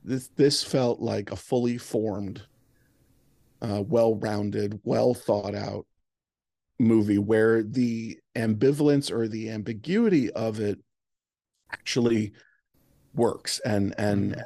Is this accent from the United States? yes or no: no; Ireland; As an Irish person